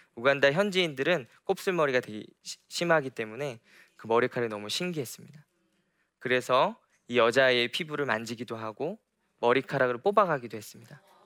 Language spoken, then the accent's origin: Korean; South Korea; moved away; 제가 한국에서 살아갔을 때 참 많이 얽매이는 것들이 많았습니다. 저희 부모님께서 목회자이셔서 목회자 가정에서 자라면서